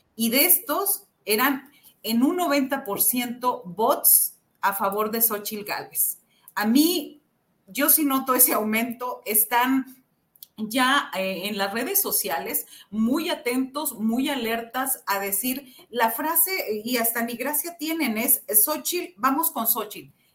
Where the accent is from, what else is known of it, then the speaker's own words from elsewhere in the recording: Xicoténcatl, Tamaulipas, Mexico; somos los dos de Jicotencatamaulipas, Tamaulipas, un, municipio muy pequeño